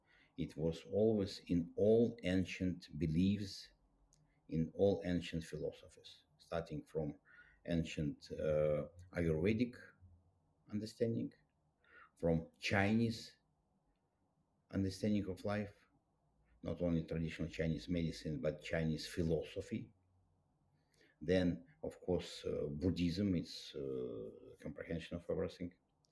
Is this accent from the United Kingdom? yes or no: no; Russia; English is a second language; And I was raised up in Soviet Union. It was a very tough country. It was very tough conditions.